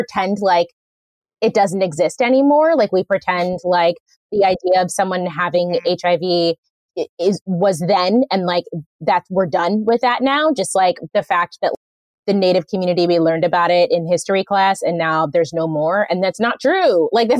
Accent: Groton, Connecticut, United States; also born or lived in Oakland, California; I spent all my middle school and teen years in Groton, the submarine capital of the world

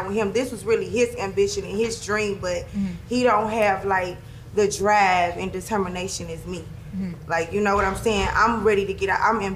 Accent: St. Louis, Missouri, United States; moved away as an adult; now in Las Vegas, United States; that's my city. I'm born and raised from there

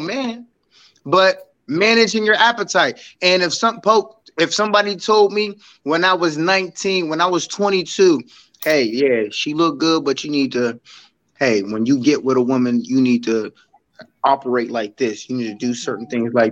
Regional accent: Aliquippa, Pennsylvania, United States; also born or lived in Hopewell; growing up in Quip, there's a mentality that I had

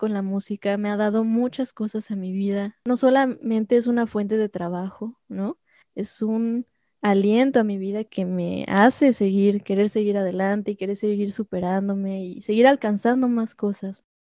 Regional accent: Xalapa, Veracruz, Mexico; Yo soy de Jalapa, entonces ahí empecé en Jalapa.

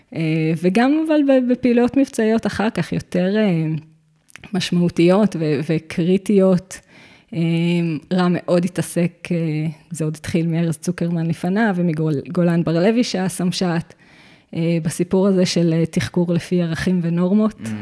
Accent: Givat Haim, Central District, Israel; אני נולדתי וגדלתי בגבעת חיים

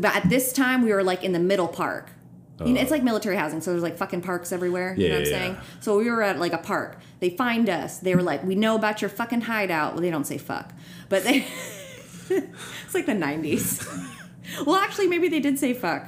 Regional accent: Oak Harbor, Washington, United States; moved away; I was born in Oak Harbor, Washington. It's on Whidbey Island.

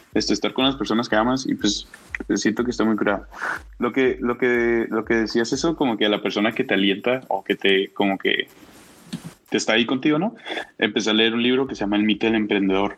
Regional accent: Mexico; como mexicanos

